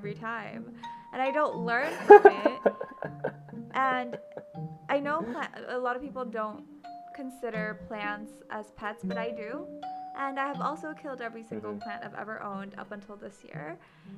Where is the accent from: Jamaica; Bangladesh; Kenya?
Bangladesh